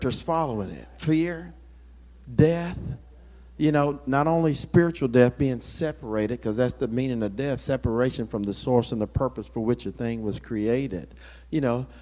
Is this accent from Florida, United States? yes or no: yes; Florida, United States; I grew up in Florida